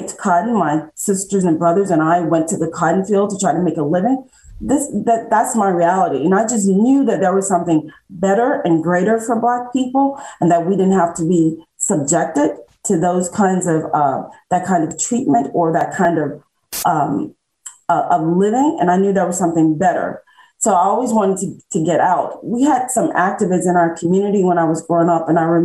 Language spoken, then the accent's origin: English; Mississippi Delta, United States; I was born and raised in Mississippi, in the Mid-Delta in Mississippi.